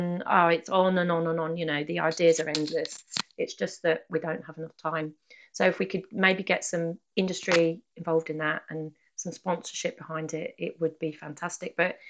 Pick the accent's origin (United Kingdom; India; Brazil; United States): United Kingdom; I think we have this thing in being British, don't we, where it's not really the done thing to ask for help or directions, you know.